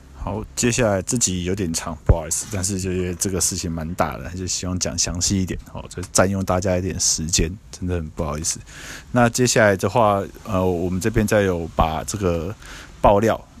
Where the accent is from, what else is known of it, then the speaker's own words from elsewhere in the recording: Taiwan; 那我们台湾这边的政府，